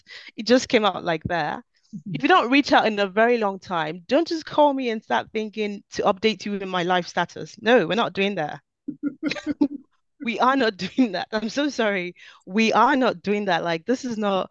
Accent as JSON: {"language": "English", "country": "Nigeria", "tie": "born or raised there", "said": "I am Nigerian born"}